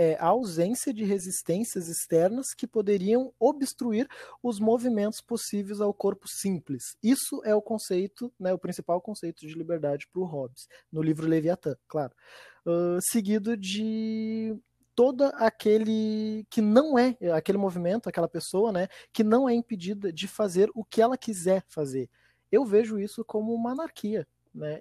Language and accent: Portuguese; Viamão, Rio Grande do Sul, Brazil; eu sou de Viamão